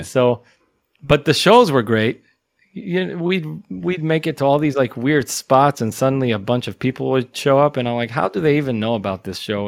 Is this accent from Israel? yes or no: yes; Israel; We came all the way from Israel